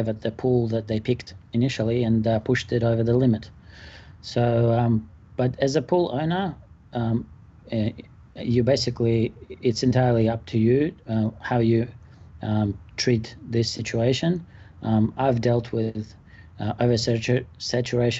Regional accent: Melbourne, Victoria, Australia; I am from Melbourne, Australia.

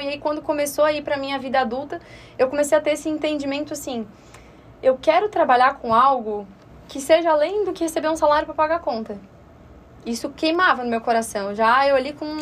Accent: Florianópolis, Santa Catarina, Brazil; accent: manezinho; E nascida, né, aqui em Florianópolis, então manezinha da ilha mesmo, raiz

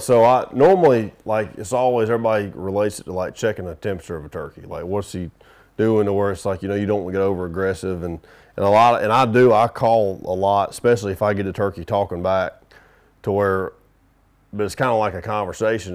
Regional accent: the South, United States; I'm from the South

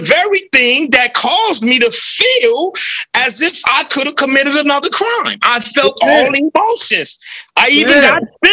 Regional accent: Los Angeles, California, United States; moved away; I grew up in South

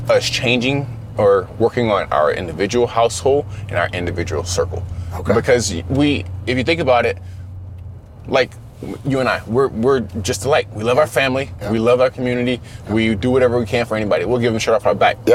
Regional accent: the South, United States; I understand growing up in the South, I've been discriminated against.

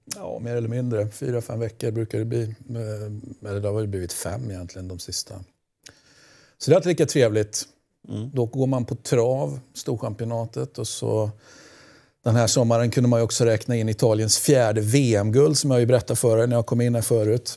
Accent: Götene, Västra Götaland, Sweden; hemma i Götene finns ju en, en, eh, Chile-community

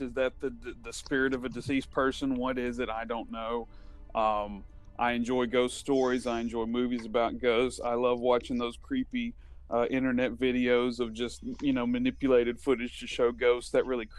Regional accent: Leeds, Alabama, United States; growing up in the Leeds Moody area, there used to be the old Crybaby Bridge in Leeds

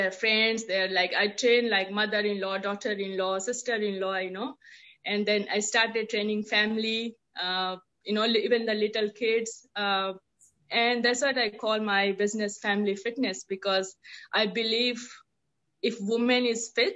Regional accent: India; moved away as an adult; now in Auckland, New Zealand; I'm born and brought up in India. Have been staying in New Zealand, in Auckland since 14 years

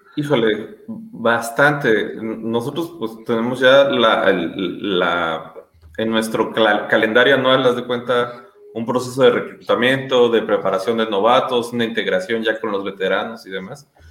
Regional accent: Mexico; moved away as an adult; now in Guatemala; yo soy mexicano, yo jugué en México, en los frailes del Tepeyac

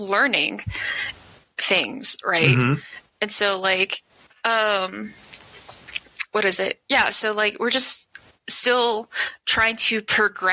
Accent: Denver, Colorado, United States; I am from the southwest corner of Denver, where it's pretty much Federal Boulevard, which is pretty ghetto and stuff

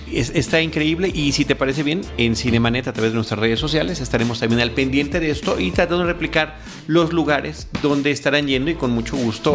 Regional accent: Campeche, Mexico; yo, soy de Campeche, mi familia es de Campeche

